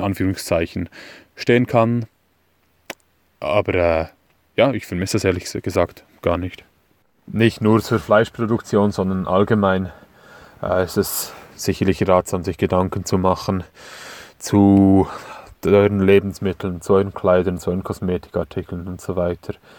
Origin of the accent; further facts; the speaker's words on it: Switzerland; accent: Swiss; Ich komme aus der Schweiz, wie ihr an meinem schlechten Hochdeutsch sicherlich hören werdet.